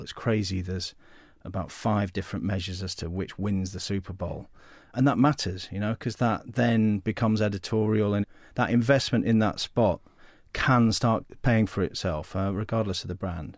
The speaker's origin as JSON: {"language": "English", "country": "United Kingdom", "said": "Being British"}